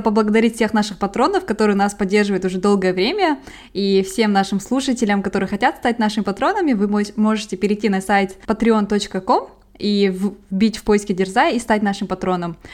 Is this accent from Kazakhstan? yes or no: yes; Kazakhstan; я казашка